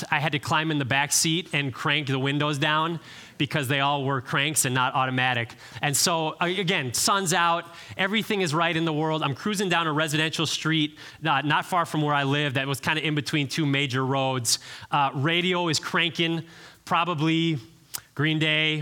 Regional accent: Cleveland, Ohio, United States; moved away as an adult; now in Nashville, United States; I grew up in Cleveland, Ohio

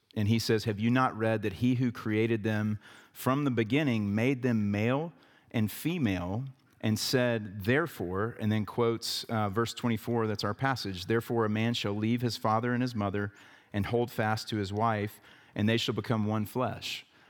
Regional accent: the South, United States; growing up in the South

